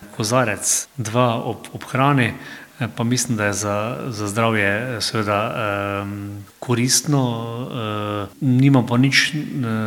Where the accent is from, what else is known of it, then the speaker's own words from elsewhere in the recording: Slovenia; smo Slovenci